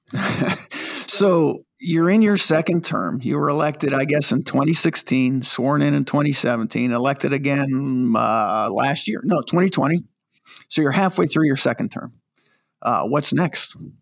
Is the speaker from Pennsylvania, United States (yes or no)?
yes; Pennsylvania, United States; When I was growing up in Pennsylvania